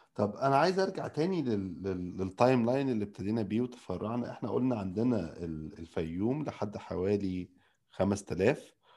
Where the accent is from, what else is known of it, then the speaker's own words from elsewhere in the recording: Nile Delta, Egypt; كدلتاوي اصيل